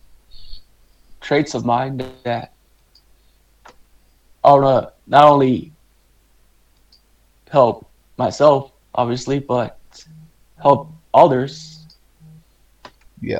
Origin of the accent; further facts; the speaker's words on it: Texas, United States; also born or lived in Mexico; we've been living in the U.S. since I was in first grade.